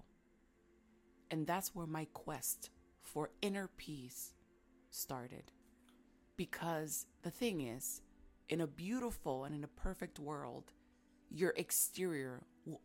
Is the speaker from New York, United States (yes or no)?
yes; New York City, New York, United States; back home, growing up in Washington Heights, in the hood, there was a lot of noise. New York City, it's noisy as it is